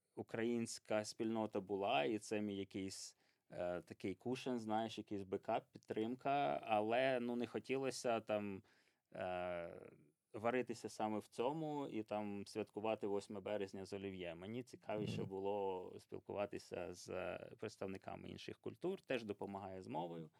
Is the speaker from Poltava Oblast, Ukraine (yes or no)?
yes; Poltava, Poltava Oblast, Ukraine; moved away as an adult; also born or lived in Pyriatyn district; now in United Kingdom; Я народився на Пирятинщині, там до п'яти років жив. Е, потім батьки отримали квартиру в Полтаві, переїхав до Полтави